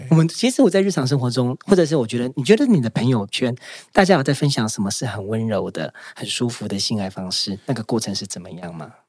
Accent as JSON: {"language": "Chinese", "country": "Taiwan", "said": "大家都说我是台湾人的骄傲"}